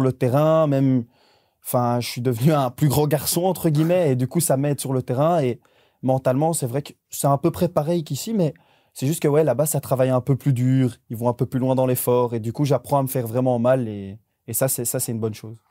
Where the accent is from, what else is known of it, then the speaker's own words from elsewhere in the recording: Belgium; on est des Belges